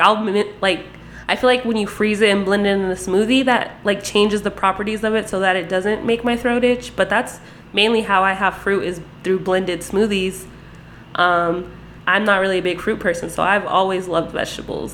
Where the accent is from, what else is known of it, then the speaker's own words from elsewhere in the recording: Las Vegas, Nevada, United States; I definitely wasn't born here, but I lived here since I was six. So I'm Vegas raised